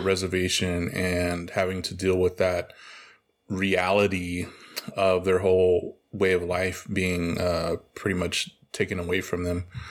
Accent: Oklahoma, United States; moved away; also born or lived in El Paso, Texas; I'm originally from Oklahoma, and I lived also a big part of my life in El Paso, Texas.

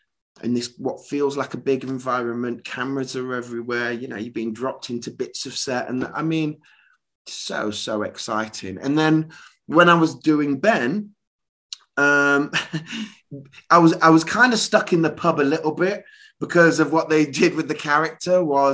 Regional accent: Leicester, East Midlands, United Kingdom; moved away as an adult; also born or lived in London; I'm from Leicester, Midlands boy originally

